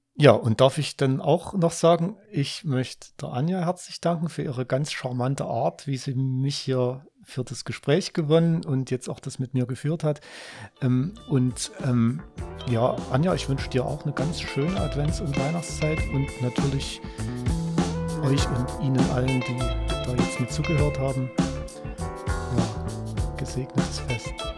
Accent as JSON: {"language": "German", "area": "Ore Mountains", "region": "Saxony", "country": "Germany", "tie": "born or raised there", "said": "dort, wo ich aufgewachsen bin, im Erzgebirge"}